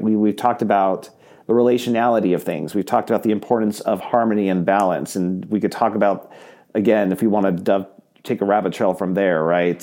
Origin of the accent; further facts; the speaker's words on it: Southern California, United States; now in Iowa, United States; I'm originally from Southern California.